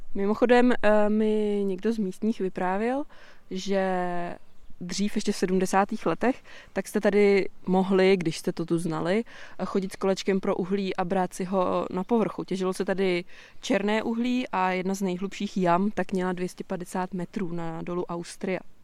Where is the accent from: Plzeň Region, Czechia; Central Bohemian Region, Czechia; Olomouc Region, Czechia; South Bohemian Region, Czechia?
Plzeň Region, Czechia; area around Chotěšov and Dobřany; já jsem se tak nějak jako plácala všude možně a zakotvili jsme od mých šesti let právě tady v okolí